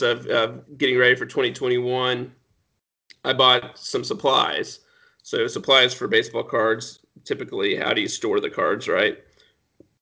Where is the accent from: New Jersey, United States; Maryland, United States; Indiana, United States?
Indiana, United States; Anderson; Anderson, Indiana